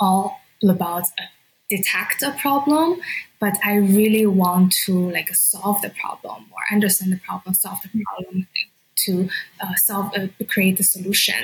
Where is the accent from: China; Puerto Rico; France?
China; moved away as an adult; also born or lived in San Francisco, United States; now in Canada; I was born and raised in China, and I moved to San Francisco in 2015